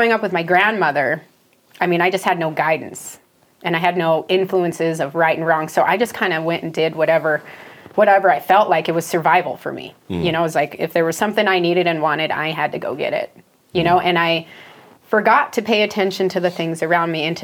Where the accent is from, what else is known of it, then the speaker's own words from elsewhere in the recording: Philipsburg, Montana, United States; I grew up in Phillipsburg, Montana. It's a town of 900